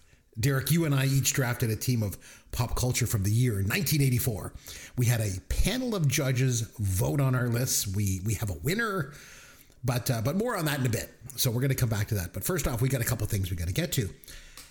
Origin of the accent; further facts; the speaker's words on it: Bruce County, Ontario, Canada; moved away; my hometown back over in Bruce County